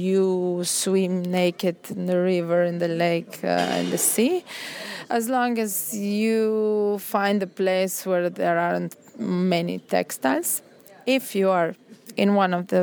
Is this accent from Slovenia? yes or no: yes; Slovenia; I'm from Slovenia.